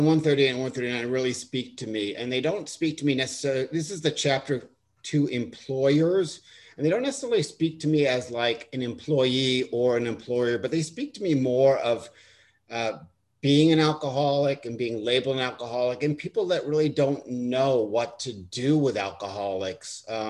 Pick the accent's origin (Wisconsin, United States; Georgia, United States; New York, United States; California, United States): New York, United States; Long Island; accent: Long Island; also born or lived in Delaware; Now, I grew up on Long Island, and I grew up with a Long Island accent, and I went to college in Delaware, and they beat the Long Island out of me